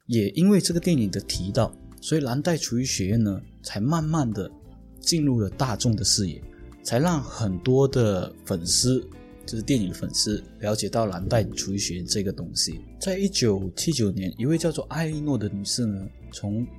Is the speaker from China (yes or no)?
no; Penang, Malaysia; 我小时候在槟城的，嗯，One Stop 附近有吃过一间餐厅